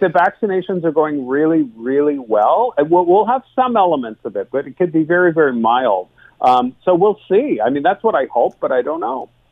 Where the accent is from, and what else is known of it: Canada